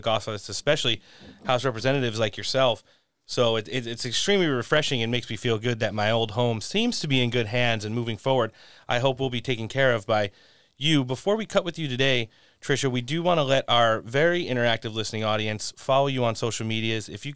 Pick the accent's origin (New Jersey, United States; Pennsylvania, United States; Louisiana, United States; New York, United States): New Jersey, United States; I grew up in CD3 in New Jersey.